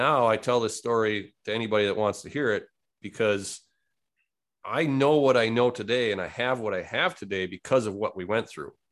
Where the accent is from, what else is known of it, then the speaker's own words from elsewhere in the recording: Wisconsin, United States; Born and raised in Wisconsin